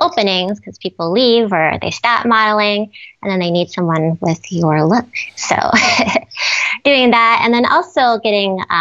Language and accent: English; Minnesota, United States; Growing up in Minnesota